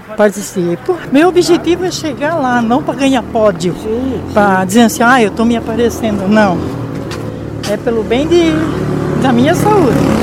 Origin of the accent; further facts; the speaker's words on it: Orleans, Santa Catarina, Brazil; now in Joinville, Brazil; Eu sou natural de Orleans